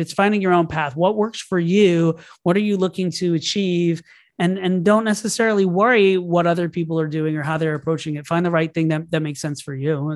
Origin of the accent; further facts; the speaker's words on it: Orlando, Florida, United States; I grew up in Orlando, Florida.